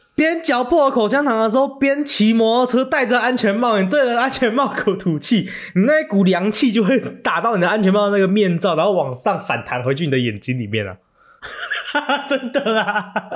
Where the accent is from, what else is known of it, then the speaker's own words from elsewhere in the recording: Taiwan; 我们台湾人的体质就是比较不怕热嘛